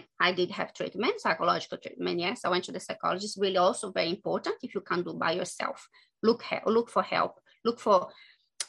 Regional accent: Brazil; English is a second language; moved away as an adult; I'm from Brazil

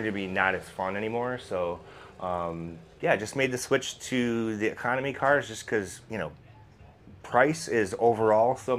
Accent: Milwaukee, Wisconsin, United States; Milwaukee, actually, just right down the road from here

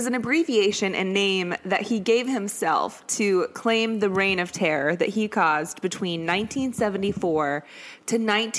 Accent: Shawnee, Kansas, United States; I am from Shawnee, Kansas, which is like two and a half to 3 hours

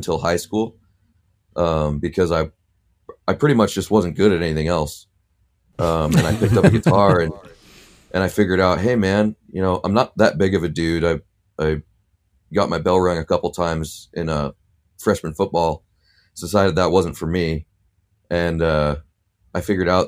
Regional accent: Oregon, United States; also born or lived in Winter Park, Florida; Oregon. I grew up in Oregon. I'm definitely consider myself an Oregonian. Did not grow up in Portland though.

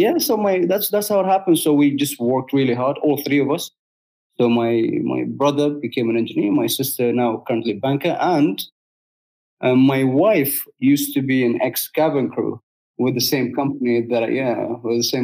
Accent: Dubai, United Arab Emirates; I'm from Dubai, fourth generation for my 49-year-old country

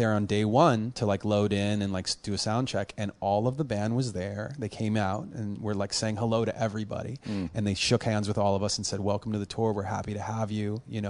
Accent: Los Angeles, California, United States; I was born on the Valley side, actually in Panorama City, which is not too far from, like, where the Karate Kid, you know, Encino is, like, not that far. 10 minutes. And then I've moved up and down the Valley side

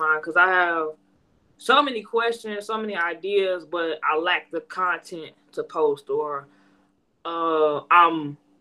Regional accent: Chicago, Illinois, United States; moved away as an adult; now in Sherwood, United States; I'm from Chicago, Illinois.

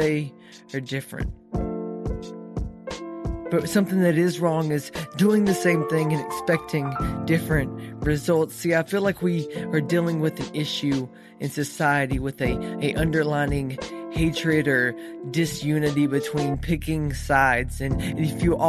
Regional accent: East Texas, United States; I grew up in East Texas

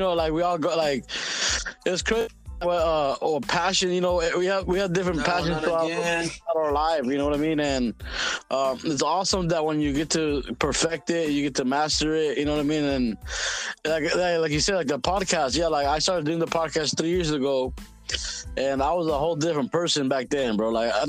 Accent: West Coast, United States; and that all has to do with growing up on the West Coast.

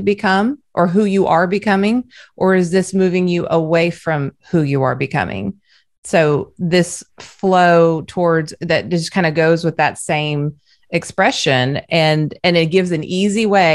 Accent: Southern California, United States; also born or lived in the South (US); now in the South, United States; I live in the South, but I'm originally from Southern California

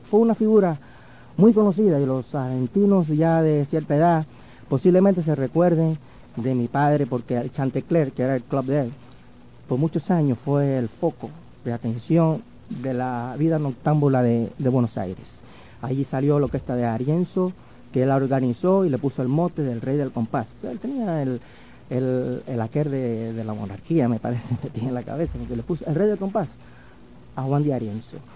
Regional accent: Havana, Cuba; also born or lived in Paris, France; En Cuba. Estuve, yo nací en La Habana

